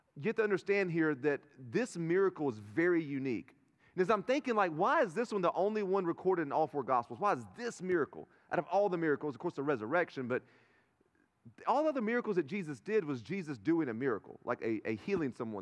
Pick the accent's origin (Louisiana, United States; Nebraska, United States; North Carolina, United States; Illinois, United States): North Carolina, United States; Turkey; I'm from Turkey, North Carolina